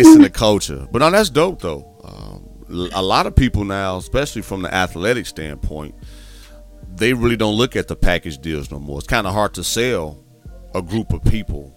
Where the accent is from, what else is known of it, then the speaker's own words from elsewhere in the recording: Midwest, United States; I'm from the Midwest too